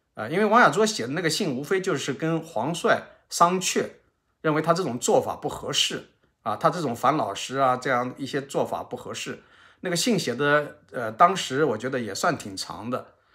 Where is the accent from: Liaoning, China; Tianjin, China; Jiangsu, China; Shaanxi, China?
Shaanxi, China; Xianyang; 我在陕西省这个咸阳市下面的新平县